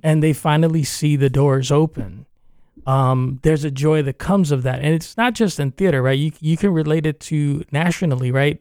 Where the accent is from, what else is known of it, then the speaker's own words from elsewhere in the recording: New York, United States; also born or lived in Cuba (parents) / Spain (grandparents); now in Central Florida, United States; I was born in New York, but, uh, my parents are from Cuba